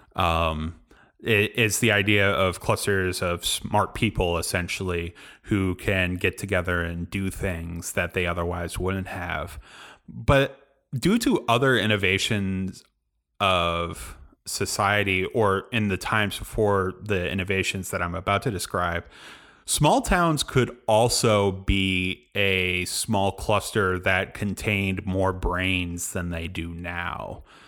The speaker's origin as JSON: {"language": "English", "town": "Galesburg", "region": "Illinois", "country": "United States", "tie": "born or raised there", "said": "I moved back to my hometown, Galesburg, Illinois"}